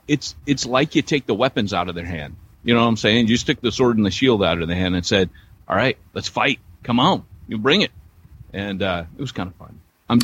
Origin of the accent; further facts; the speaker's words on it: United States; also born or lived in Wales; I am American.